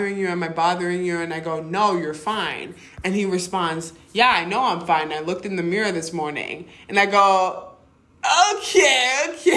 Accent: Illinois, United States; I'm like from Illinois

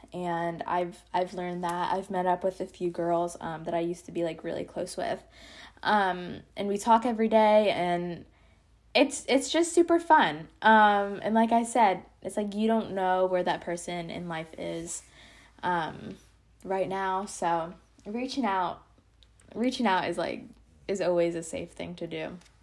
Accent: Pennsylvania, United States; now in Georgia, United States; I grew up in Pennsylvania up until twenty sixteen, and then I moved here to Georgia.

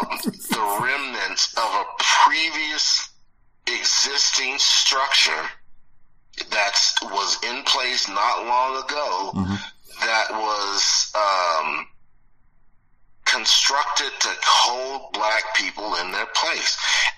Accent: Detroit, Michigan, United States; born there; now in Southern California, United States; I was born in Detroit. I wasn't raised in Detroit, but all my family is back there.

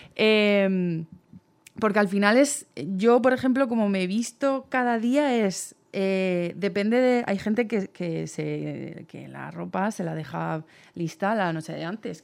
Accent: Cartagena, Region of Murcia, Spain; moved away as an adult; now in Valencia, Spain; Yo soy de, Cartagena, de Murcia

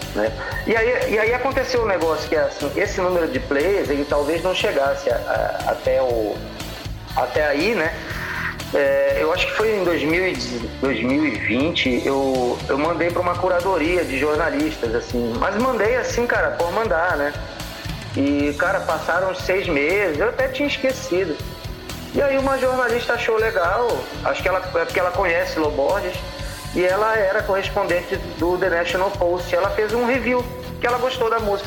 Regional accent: Santarém, Pará, Brazil; also born or lived in Rio Grande do Sul / Belém; eu me considero um, um paraense que nasceu no Rio Grande do Sul, porque eu, eu vim para o Pará com sete anos, Luiz. E assim, a, a minha infância toda foi aqui

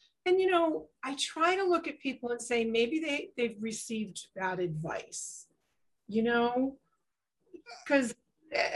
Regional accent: East Coast, United States; I grew up on the East Coast

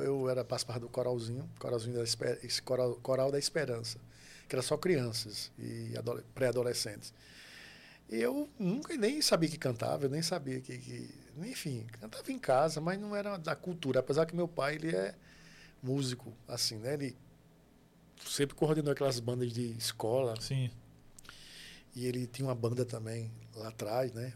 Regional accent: Itambé, Pernambuco, Brazil; also born or lived in Pedras de Fogo, Paraíba; Eu sou natural de Itambé, que faz divisa ali com Pedras de Fogo, ali na Paraíba. É a minha cidade de origem

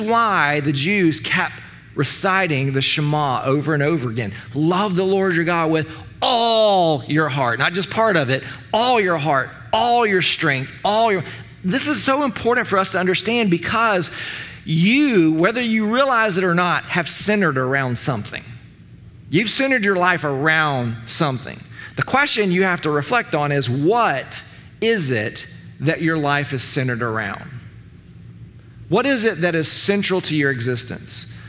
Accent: United States; we as American Christians

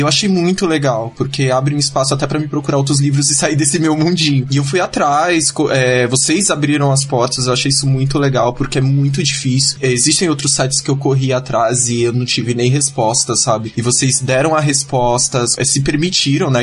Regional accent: Cubatão, São Paulo, Brazil; moved away as an adult; now in São Paulo, Brazil; eu era de Cubatão, agora eu, sou, agora eu tô morando aqui em São Paulo

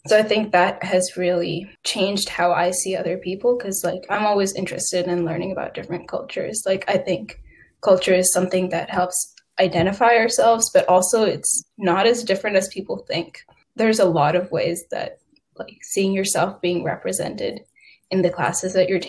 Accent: United States; also born or lived in India; I thought of myself as American, right? I was born in America. I'm an American.

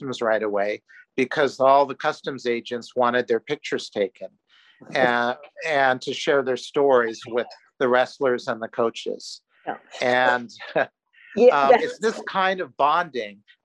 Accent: Hawaii, United States; having been born and raised in Hawaii

